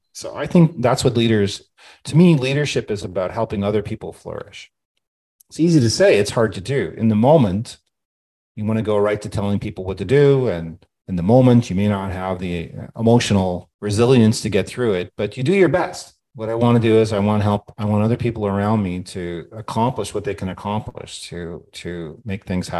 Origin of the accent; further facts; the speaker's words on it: Australia; now in United States; But I feel that's my credibility as an Australian.